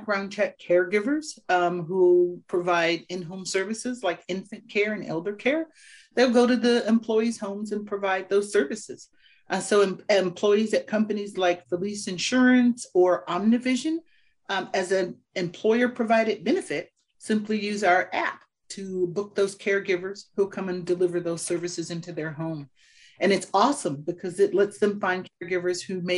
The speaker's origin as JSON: {"language": "English", "town": "Richmond", "region": "California", "country": "United States", "tie": "born or raised there", "said": "growing up here in Richmond, California, right next to Oakland"}